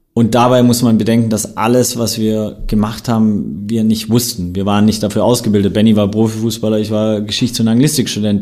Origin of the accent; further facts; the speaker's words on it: Swabia, Germany; ich bin gebürtiger Schwabe, Bildungsbürgertum, sehr, sehr privilegiert aufgewachsen